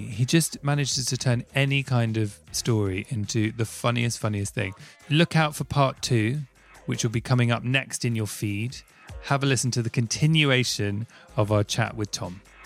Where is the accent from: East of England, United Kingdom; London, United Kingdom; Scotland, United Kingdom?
London, United Kingdom; I grew up in Southfields next to Wimbledon.